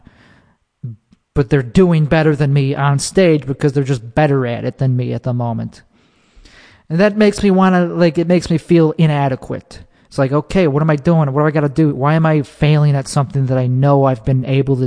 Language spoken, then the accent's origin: English; Chicago, Illinois, United States; in my hometown. In Chicago